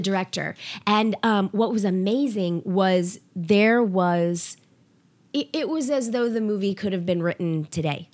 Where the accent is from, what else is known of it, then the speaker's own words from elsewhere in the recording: the South, United States; accent: Southern; my Southern accent